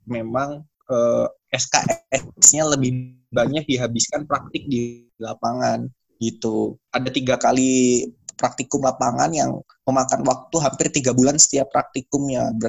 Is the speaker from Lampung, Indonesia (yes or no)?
yes; Pringsewu, Lampung, Indonesia; born there; Uh, saya lahir di Pringsewu ya.